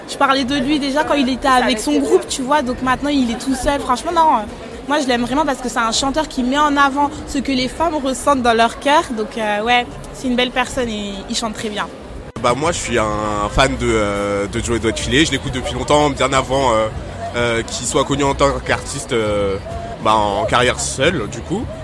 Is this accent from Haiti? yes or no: yes; Haiti; En plus, moi je suis haïtien, on représente.